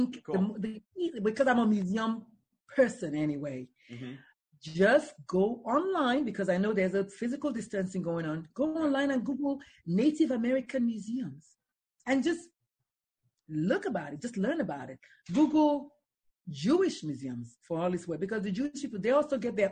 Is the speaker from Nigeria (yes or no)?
yes; Nigeria; On Thursdays, we have Nigerian food because we're Nigerians